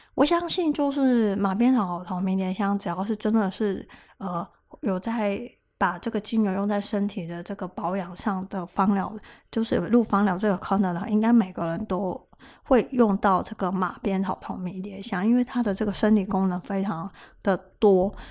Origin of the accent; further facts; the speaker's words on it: Taiwan; 我们台湾人